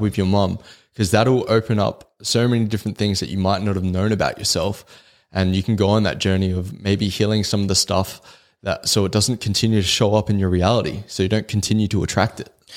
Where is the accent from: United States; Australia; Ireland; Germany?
Australia; the culture we grew up in in Australia